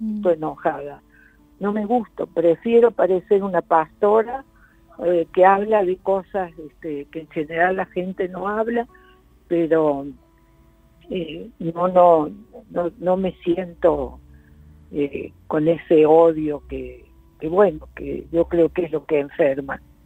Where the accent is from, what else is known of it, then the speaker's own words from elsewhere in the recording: Argentina; moved away as an adult; also born or lived in Portugal / Brazil; cuando regresé tenía tal curiosidad con cómo qué pasaba en mi país